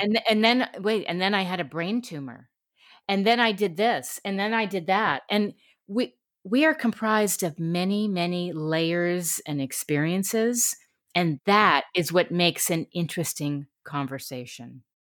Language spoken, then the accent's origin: English; New York City, New York, United States; moved away as an adult; also born or lived in Connecticut; now in California, United States; I grew up in New York City and then Connecticut